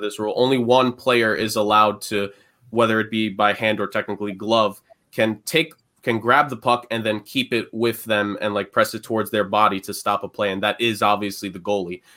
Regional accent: New York City, New York, United States; growing up in New York City, in the public schools

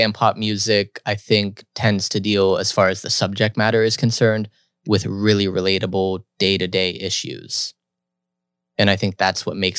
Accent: Evans City, Pennsylvania, United States; I'm from that culture. I'm from Evans City, Pennsylvania.

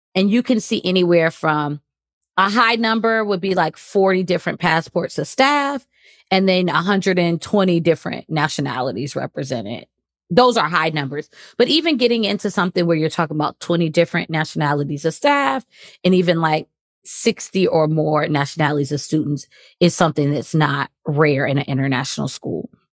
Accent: United States; moved away as an adult; also born or lived in Qatar / China / Kuwait; now in Cayman Islands; I'm from the United States.

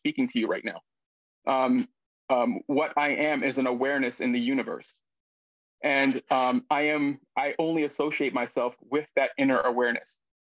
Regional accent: United States; I'm obviously Black, American, man.

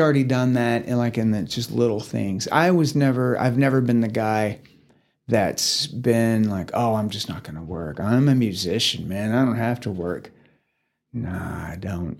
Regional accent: Sherman, Texas, United States; also born or lived in Dallas, Texas; now in Amarillo, United States; I am from Sherman, Texas. It's about forty-five minutes north of Dallas

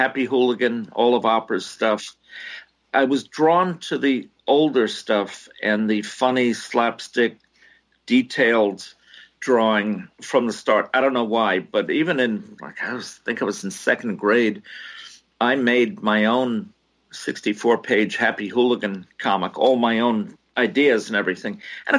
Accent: New York City, New York, United States; born there; also born or lived in New Jersey; I was born in New York City, and he would get 7 or 8 newspapers every week

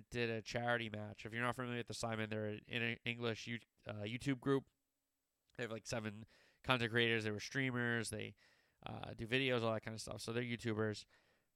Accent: New Jersey, United States; I'm from Jersey

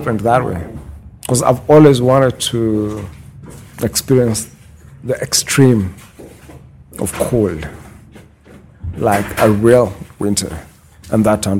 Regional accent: Moncton, New Brunswick, Canada; moved away as an adult; now in Saskatchewan, Canada; New Brunswick. Mm-hmm. Yeah. Born and bred in Moncton, New Brunswick.

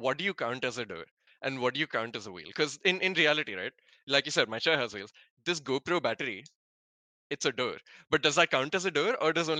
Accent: South India, India; I'm South Indian and also I'm mid on coconuts

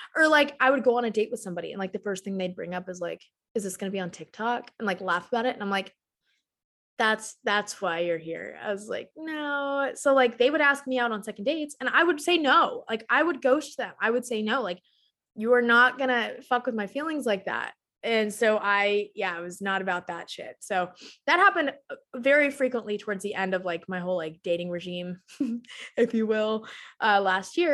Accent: Texas, United States; I was born and raised in Texas, still live in Texas

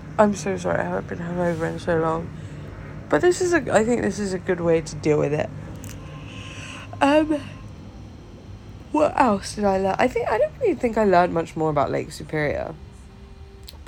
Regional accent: Tunisia; I'm from Tunisia

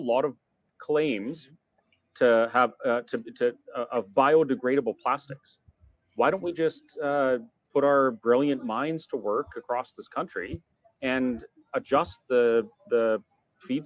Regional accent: West Coast, Canada; now in Alberta, Canada; I'm actually from the West Coast

